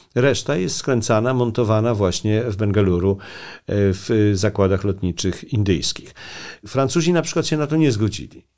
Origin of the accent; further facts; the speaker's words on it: Poland; also born or lived in India; my jesteśmy z Polski